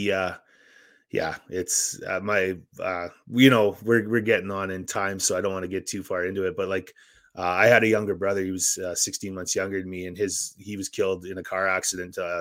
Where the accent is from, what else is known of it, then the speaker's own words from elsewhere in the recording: Saskatchewan, Canada; I grew up in Saskatchewan